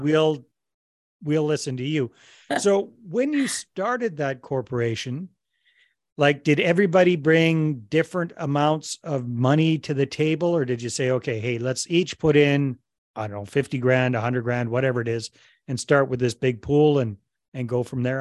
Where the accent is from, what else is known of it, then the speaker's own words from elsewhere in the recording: Canada; I'm Canadian myself